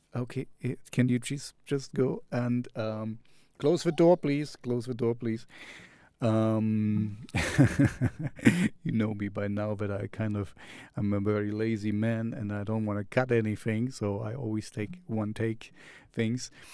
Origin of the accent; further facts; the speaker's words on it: East Germany, Germany; English is a second language; I grew up in East Germany, so we had the Sandmännchen